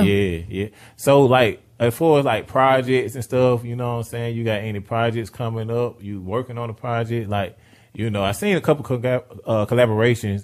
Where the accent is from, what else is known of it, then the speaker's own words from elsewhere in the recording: Riverdale, United States; I'm from Riverdale